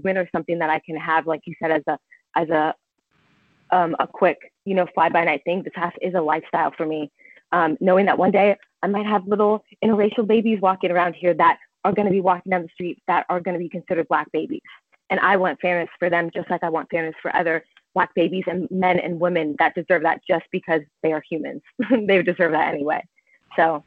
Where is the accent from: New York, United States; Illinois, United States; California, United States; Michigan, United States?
California, United States; Southern; moved away as an adult; now in Mount Pleasant, South Carolina, United States; I grew up in Southern California with a lot of Hispanics and Mexicans